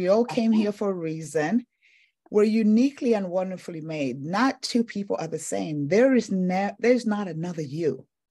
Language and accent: English; Tanzania; also born or lived in Zambia; I'm originally from Africa, eastern and southern part of Africa, Tanzania and Zambia.